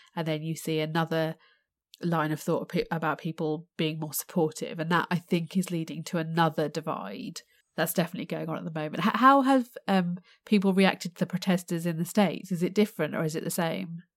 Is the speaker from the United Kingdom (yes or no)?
yes; United Kingdom; my, uh, Indian heritage, but born and raised in the U K